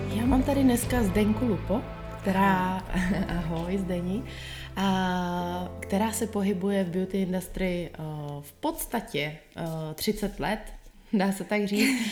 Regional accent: Czechia; now in Chicago, United States; z té české povahy

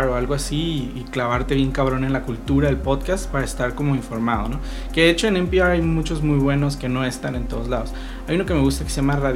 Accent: Tijuana, Baja California, Mexico; por más tijuanense que sea

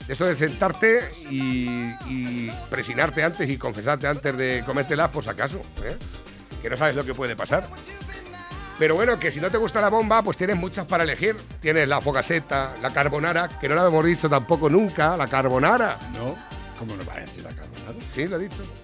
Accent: Spain; Yo lo que pasa es que soy español de los sin conocimiento.

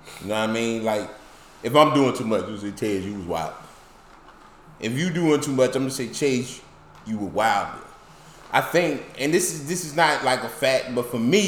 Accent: Philadelphia, Pennsylvania, United States; I'm from Philly.

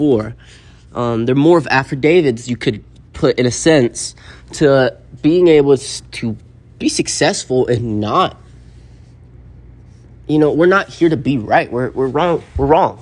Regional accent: Appalachia, United States; I come from the Smoky Mountains

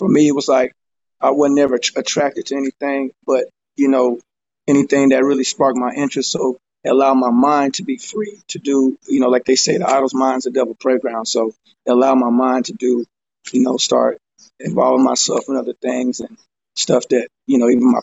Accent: Fort Worth, Texas, United States; I'm from Fort Worth, Texas

